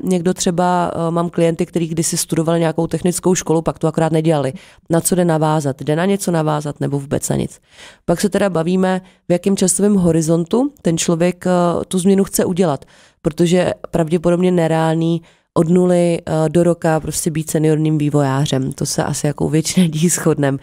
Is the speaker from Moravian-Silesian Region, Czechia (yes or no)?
no; Jablonec nad Nisou, Liberec Region, Czechia; moved away; also born or lived in Prague; já jsem původně z Jablonce